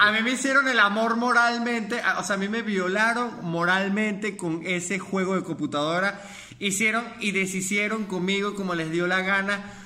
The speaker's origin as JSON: {"language": "Spanish", "region": "Mérida", "country": "Venezuela", "said": "yo soy de Mérida"}